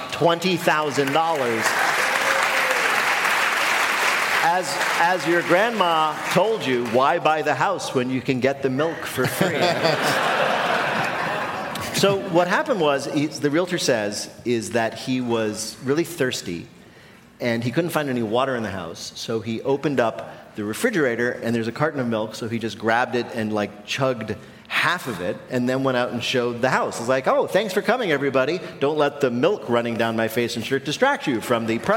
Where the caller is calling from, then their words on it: Fayetteville, Arkansas, United States; I'm calling in from Fayetteville, Arkansas.